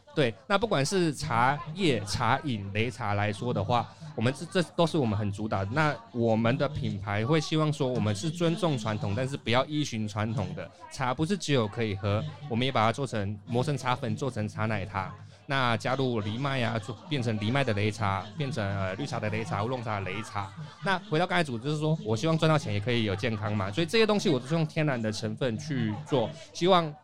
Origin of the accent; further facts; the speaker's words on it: Taoyuan, Taiwan; 本身土生土长的桃园人